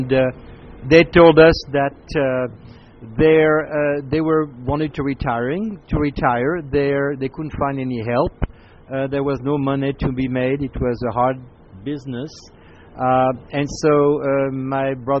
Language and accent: English; Paris, Île-de-France, France; moved away as an adult; also born or lived in Spokane, United States; now in United States; I grew up in Paris from a large family of seven boys